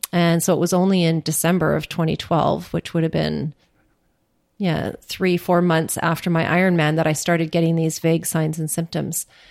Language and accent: English; Churchill, Manitoba, Canada; now in Ottawa, Canada; nineteen sixty-two when I was born in Churchill